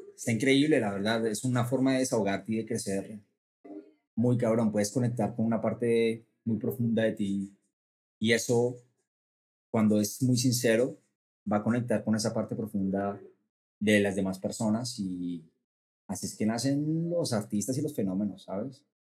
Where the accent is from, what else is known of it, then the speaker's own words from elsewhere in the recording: Bogotá, Colombia; moved away as an adult; now in Mexico; soy eh, cantante y compositor de Colombia, nací en Bogotá, y me vine a México hace cuatro años